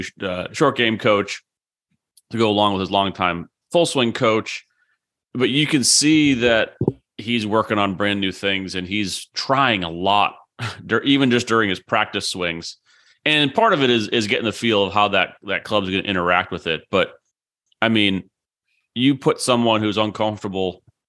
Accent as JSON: {"language": "English", "region": "New England", "country": "United States", "tie": "born or raised there", "said": "You know, hell, I grew up in New England. We didn't have Bermuda grass."}